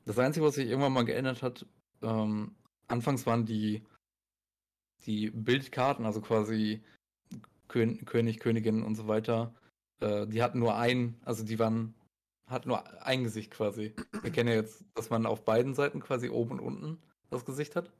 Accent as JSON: {"language": "German", "country": "Germany", "said": "bei uns in Deutschland"}